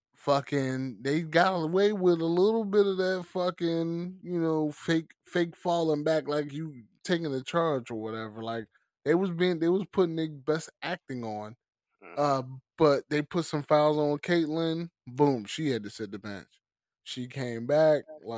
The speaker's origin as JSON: {"language": "English", "town": "Baltimore", "region": "Maryland", "country": "United States", "said": "Yeah, I mean, you know, I'm from Baltimore. I ain't never going to apologize for being who I am."}